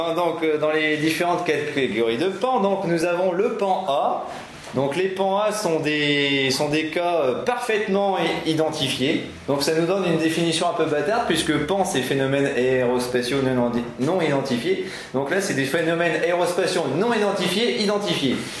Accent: Picardy, Hauts-de-France, France; comme je suis picard

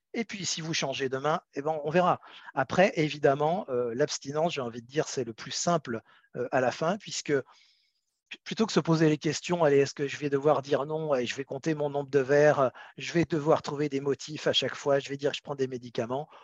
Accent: France; on est 65 millions de Français

